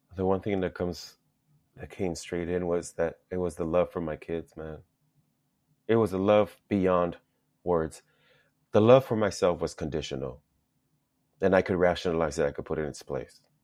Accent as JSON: {"language": "English", "town": "Los Angeles", "region": "California", "country": "United States", "tie": "born or raised there", "also_born_or_lived": "El Salvador", "said": "grew up in Los Angeles. went to school out in San Fernando Valley"}